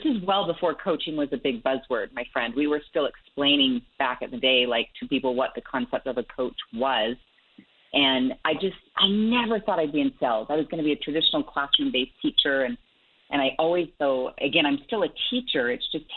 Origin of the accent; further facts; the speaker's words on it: Salt Lake City, Utah, United States; I grew up here in Salt Lake City, Utah, where I'm based